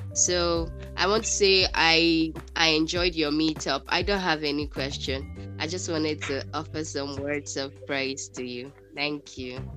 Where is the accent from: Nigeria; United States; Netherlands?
Nigeria; I'm from Nigeria.